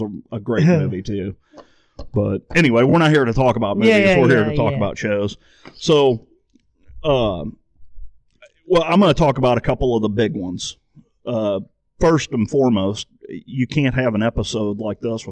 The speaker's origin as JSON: {"language": "English", "town": "St. Louis", "region": "Missouri", "country": "United States", "tie": "born or raised there", "said": "I grew up in St. Louis"}